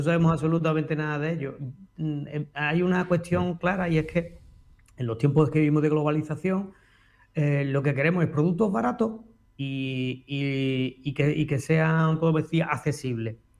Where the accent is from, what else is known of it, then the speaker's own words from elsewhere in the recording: Andalusia, Spain; moved away as an adult; now in Extremadura, Spain; yo sigo siendo andaluz